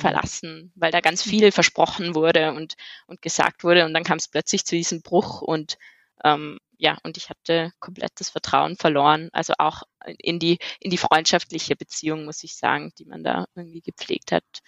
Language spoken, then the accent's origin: German; Innsbruck, Tyrol, Austria; moved away as an adult; also born or lived in Bochum, Germany; now in Vienna, Austria; ich komme ursprünglich eigentlich aus Innsbruck, aus Tirol